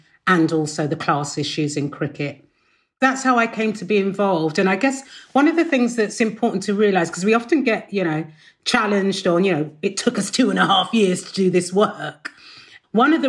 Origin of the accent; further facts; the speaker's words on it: London, United Kingdom; I grew up in Shepherd's Bush, went to school on the White City Estate